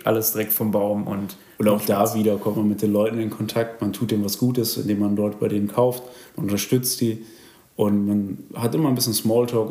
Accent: Germany; dass ich aus Deutschland komme

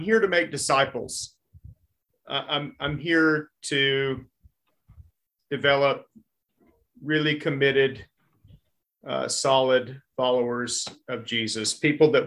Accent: Texas, United States; now in Hot Springs, United States; I'm a Texan

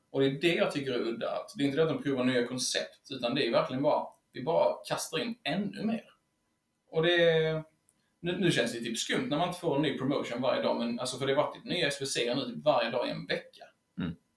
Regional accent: Helsingborg, Skåne, Sweden; kommer vi även från Helsingborg

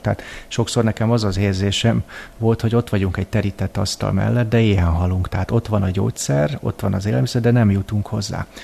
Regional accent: Hungary; now in Vienna, Austria; magyarként Bécsbe élve

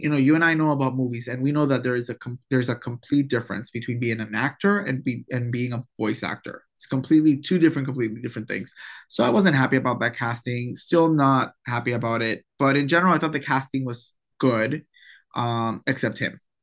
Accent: Puerto Rico; accent: Puerto Rican; my Puerto Rican accent

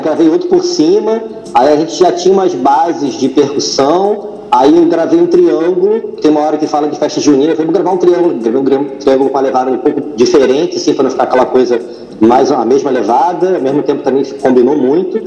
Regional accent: Rio de Janeiro, Brazil; Eu nasci no, Rio de Janeiro, na Zona Oeste, em Jacarepaguá

